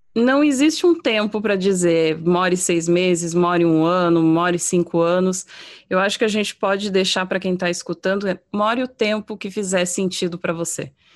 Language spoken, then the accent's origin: Portuguese; Brazil; moved away as an adult; now in United States; eu brasileira